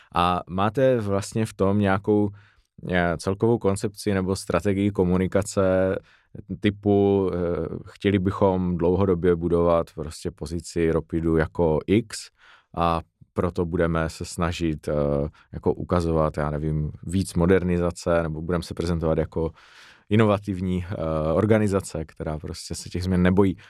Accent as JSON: {"language": "Czech", "town": "Frýdek-Místek", "region": "Moravian-Silesian Region", "country": "Czechia", "said": "Já pocházím z Frýdku místku"}